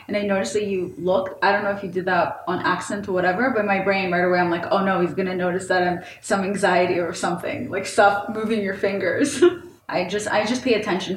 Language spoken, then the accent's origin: English; Israel; moved away; also born or lived in St. Petersburg, Russia; I grew up in Israel